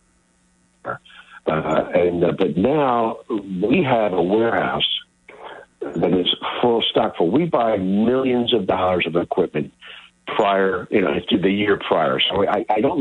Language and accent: English; Philadelphia, Pennsylvania, United States; I grew up in Philly